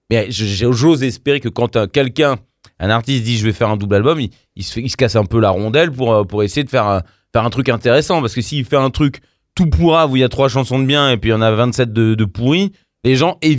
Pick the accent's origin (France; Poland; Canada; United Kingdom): Poland; je dis ça parce que je suis polonais